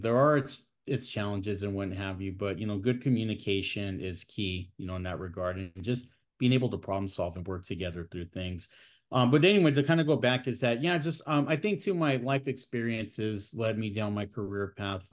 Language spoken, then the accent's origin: English; San Bernardino, California, United States; also born or lived in Fresno, California; I was born and raised in the Inland Empire, uh, here in Southern California. I was born in, uh, San Bernardino